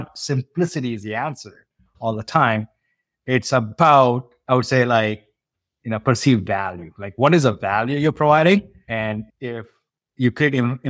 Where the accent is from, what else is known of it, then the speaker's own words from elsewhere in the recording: India; now in United States; I grew up on a farm in India